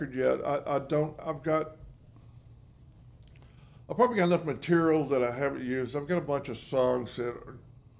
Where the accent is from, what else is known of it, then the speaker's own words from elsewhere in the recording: Nashville, Tennessee, United States; I grew up in Nashville.